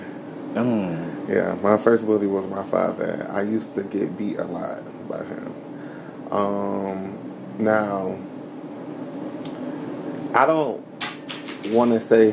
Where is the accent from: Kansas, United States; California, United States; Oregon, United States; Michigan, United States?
Michigan, United States; Oak Park; also born or lived in Troy, Michigan; I grew up in Oak Park